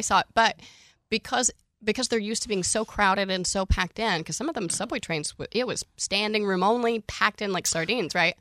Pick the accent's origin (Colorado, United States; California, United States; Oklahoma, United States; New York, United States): Oklahoma, United States; I'm from Oklahoma, born and raised, thirty-four years